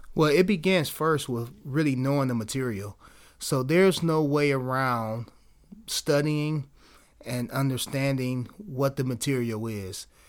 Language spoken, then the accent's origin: English; Cleveland, Ohio, United States; I'm from Cleveland